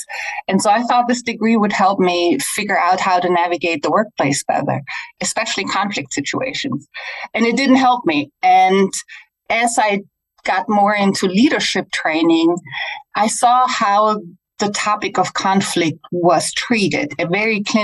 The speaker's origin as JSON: {"language": "English", "country": "Germany", "second_language": "English", "moved": "yes", "lives_now": "United States", "said": "I'm originally from Germany. That's why I have a little funky accent, but I've been living in the US for a long time"}